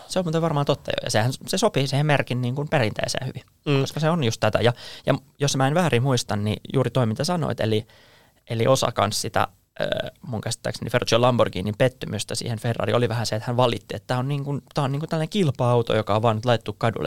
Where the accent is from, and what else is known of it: Finland